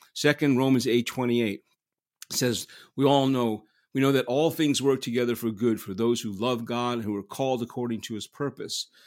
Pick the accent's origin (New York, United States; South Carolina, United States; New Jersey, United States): New York, United States; New York City; also born or lived in Manhattan; I was born in Manhattan, raised in Queens. I was raised in Flushing, Queens